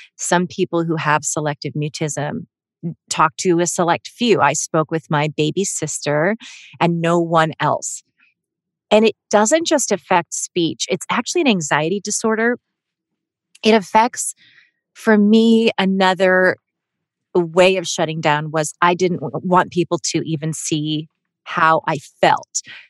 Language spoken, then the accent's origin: English; Melbourne, Victoria, Australia; born there; I was born in Melbourne, Australia, but I'm not Australian.